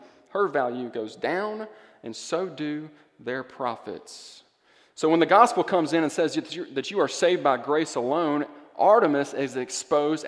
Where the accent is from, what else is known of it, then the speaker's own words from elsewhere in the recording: Greenville, Mississippi, United States; moved away; That's my hometown.